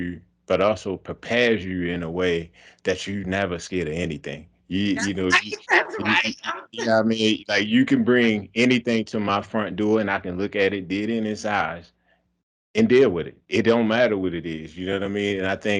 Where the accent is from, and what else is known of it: Baltimore, Maryland, United States